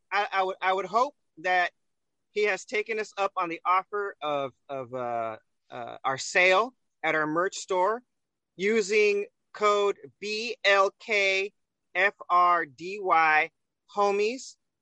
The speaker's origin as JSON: {"language": "English", "country": "United States", "tie": "born there", "said": "Well, I was born in America, so I guess that makes me an American."}